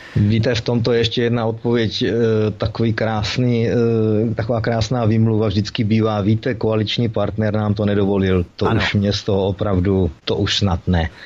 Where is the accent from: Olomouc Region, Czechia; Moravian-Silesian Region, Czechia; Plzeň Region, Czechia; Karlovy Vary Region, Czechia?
Olomouc Region, Czechia; Olomouc; jsem rodilý Olomoučák